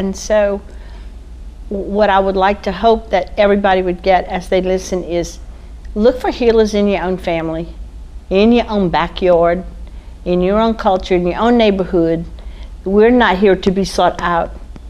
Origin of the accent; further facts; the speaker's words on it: Scott, Louisiana, United States; I'm from Scott, Louisiana